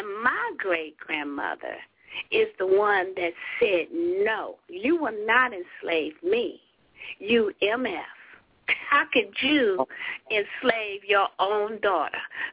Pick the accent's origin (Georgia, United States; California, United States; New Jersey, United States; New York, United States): Georgia, United States; LaGrange; moved away; also born or lived in the North (US); I grew up in LaGrange, Georgia